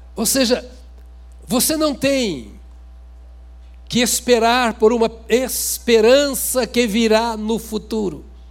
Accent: Brazil; eu sou bem brasileiro.

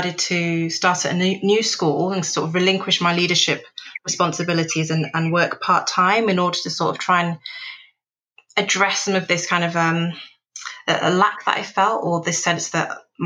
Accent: Manchester, North West England, United Kingdom; also born or lived in Nigeria; moving from urban Nigeria to inner city Manchester

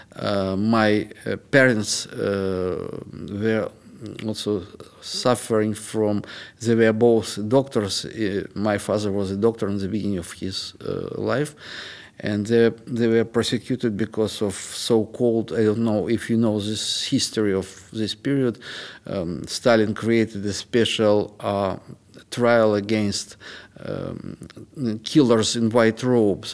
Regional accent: Moscow, Russia; moved away as an adult; now in Western Europe; I was born in Moscow, and since 29 years I live here

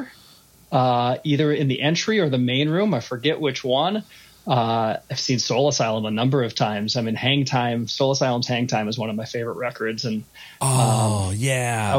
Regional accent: Minneapolis, Minnesota, United States; I'm from Minneapolis. I grew up in Minneapolis, went to school outside of Minneapolis and lived around a little bit and came home.

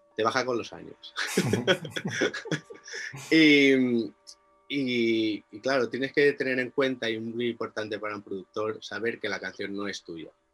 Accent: Inca, Balearic Islands, Spain; moved away as an adult; now in Biniamar, Spain; yo soy de Inca, de un pueblo un poco más grande y y el cambio fue hace 11 años

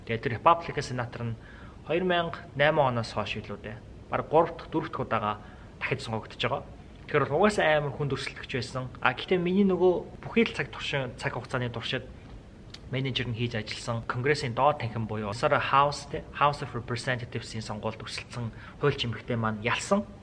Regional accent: Mongolia; moved away as an adult; now in United States; би монгол хүн

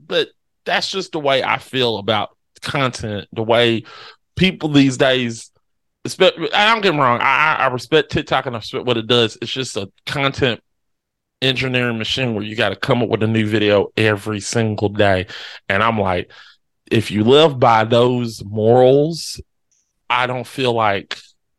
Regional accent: Sunnyside, California, United States; I'm actually from Sunnyside, California. I'm a white dude that loves the beach.

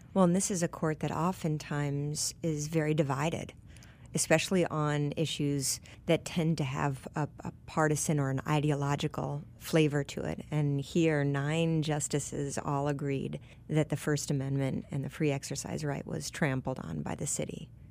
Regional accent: Michigan, United States; I grew up in Michigan

